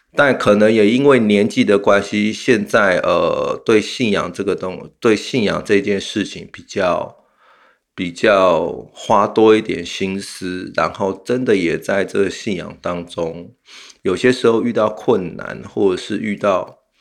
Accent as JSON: {"language": "Chinese", "country": "Taiwan", "said": "我们台湾人民"}